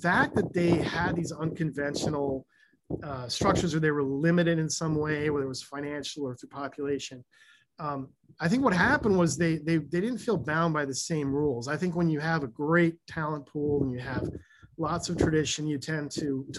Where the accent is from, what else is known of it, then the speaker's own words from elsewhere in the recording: Ann Arbor, Michigan, United States; when I was young, I grew up in Michigan, Ann Arbor, Michigan